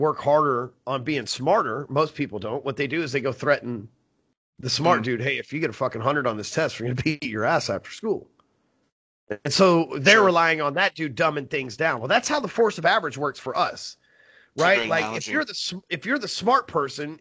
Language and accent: English; Texas, United States; I'm from Texas here